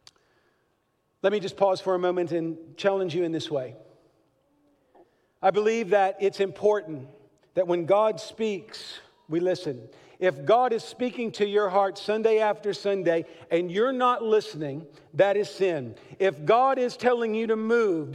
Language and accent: English; Kentucky, United States; accent: Southern; I was born in Kentucky